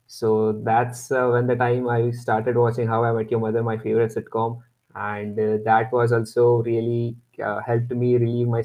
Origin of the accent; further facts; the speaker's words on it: Pune, Maharashtra, India; I hail from Pune